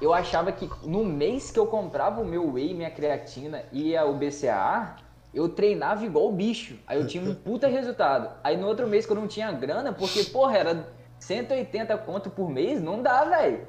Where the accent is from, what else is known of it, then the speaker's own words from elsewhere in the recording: Cachoeiro de Itapemirim, Espírito Santo, Brazil; Sou de Cachoeiro, tenho 24 anos